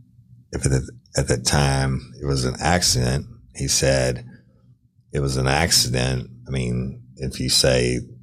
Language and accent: English; Clinton, Louisiana, United States; when I was a kid growing up in Clinton